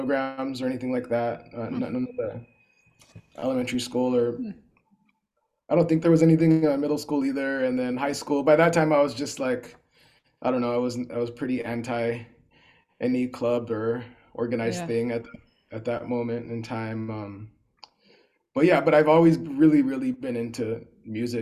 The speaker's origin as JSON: {"language": "English", "area": "Los Angeles County", "region": "Southern California", "country": "United States", "tie": "born or raised there", "said": "I'm from Southern California. I'm from not the city of LA, but LA County"}